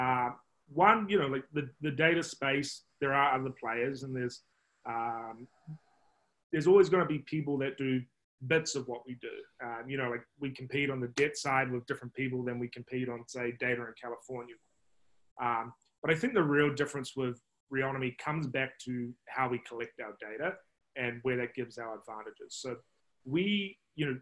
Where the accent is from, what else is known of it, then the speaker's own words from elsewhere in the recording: New Zealand; now in United States; you can probably judge by my accent. I'm not from the States, I'm from New Zealand originally.